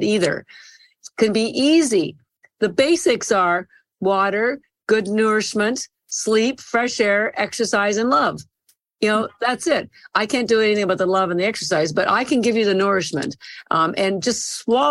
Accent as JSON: {"language": "English", "country": "Canada", "tie": "born or raised there", "said": "I'm Canadian by birth"}